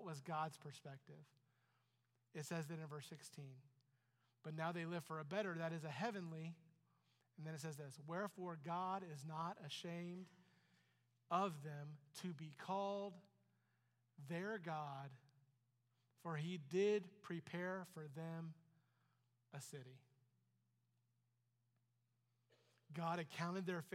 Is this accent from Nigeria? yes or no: no; Ohio, United States; I'm an American. I'm an Ohioan.